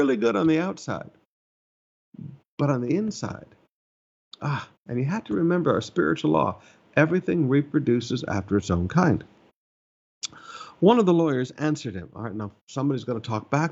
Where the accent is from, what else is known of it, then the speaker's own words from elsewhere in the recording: Alabama, United States; moved away; I grew up in Alabama for a season of my life